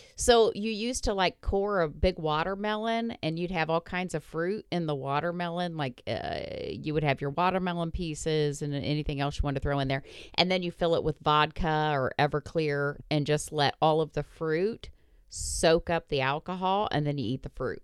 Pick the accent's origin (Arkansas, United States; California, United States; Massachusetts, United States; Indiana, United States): Indiana, United States; I was from Indiana